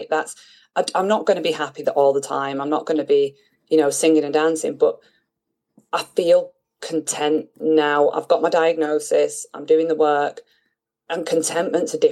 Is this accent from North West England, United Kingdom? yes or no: yes; Manchester, North West England, United Kingdom; moved away as an adult; also born or lived in Bristol / London / France / Austria; now in Italy; my childhood home in North Manchester, and it's home